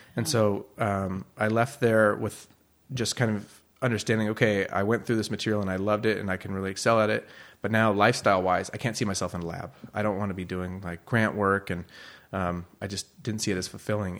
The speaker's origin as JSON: {"language": "English", "area": "Bay Area, east of San Francisco", "region": "California", "country": "United States", "tie": "born or raised there", "also_born_or_lived": "Chicago / Oregon / Cambria", "moved": "as an adult", "said": "I was born in Chicago, grew up in the Bay Area near east of San Francisco"}